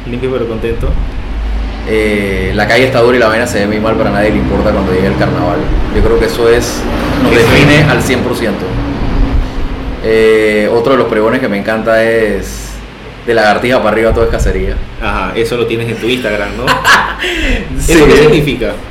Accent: Panama

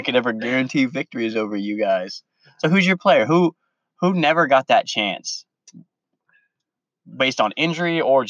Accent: Florida, United States; I'm from Florida.

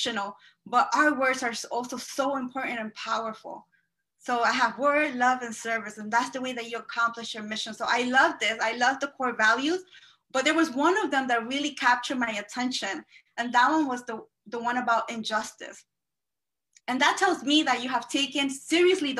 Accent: Peru; also born or lived in Elmhurst, Queens, New York; now in Queens, United States; I am from Peru

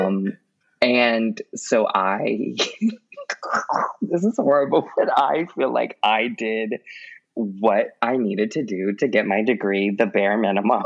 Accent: Baton Rouge, Louisiana, United States; also born or lived in Jacksonville, Florida; now in New Orleans, United States; lived in Baton Rouge from like the time I was in fourth grade till the time I graduated college

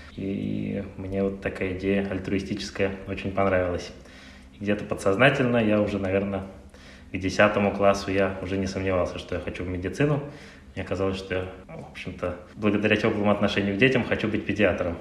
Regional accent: Saint Petersburg, Russia; Я родился в Санкт-Петербурге

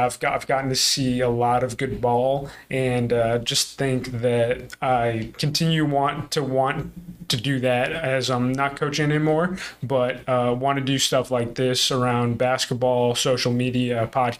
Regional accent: Milton, Massachusetts, United States; moved away as an adult; also born or lived in Missouri / Chicago; we're both from Milton, Massachusetts, and grew up playing basketball

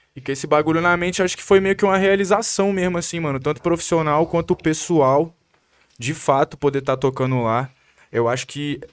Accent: Vitória, Espírito Santo, Brazil; O bairro Santo Antônio, minha comunidade onde eu cresci, minha família mora lá até hoje

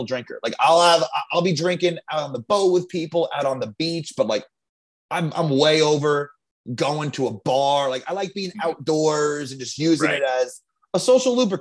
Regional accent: Long Island, New York, United States; I'm from Long Island

